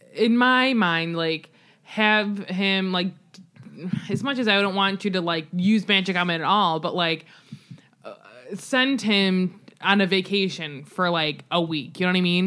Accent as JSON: {"language": "English", "country": "United States", "said": "I as an American"}